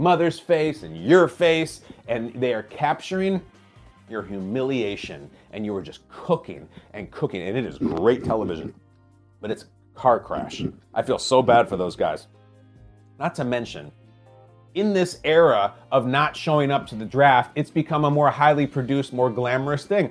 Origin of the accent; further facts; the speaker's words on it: Chicago, Illinois, United States; my hometown, the Chicago Bears